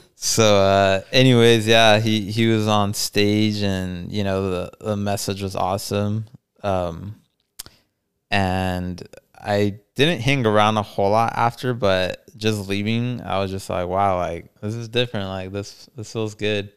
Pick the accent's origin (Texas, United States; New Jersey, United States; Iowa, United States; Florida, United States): Texas, United States; El Paso; we're both from El Paso